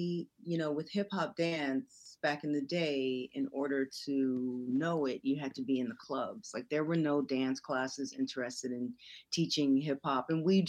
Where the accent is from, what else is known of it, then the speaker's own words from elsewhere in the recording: California, United States; also born or lived in Little Rock, Arkansas; I was born in Little Rock, Arkansas, but my mom moved us here to California when I was 5.